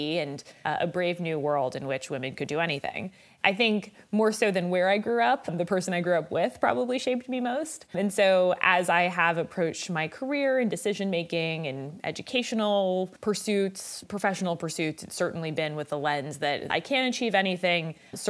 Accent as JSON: {"language": "English", "town": "Los Angeles", "region": "California", "country": "United States", "tie": "born or raised there", "said": "I am actually born and raised in California, in Los Angeles. My mother still lives at the same house I was brought back to when I was born, deep roots in LA."}